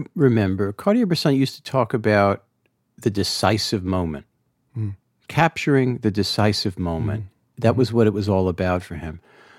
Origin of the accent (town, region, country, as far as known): New Jersey, United States; born or raised there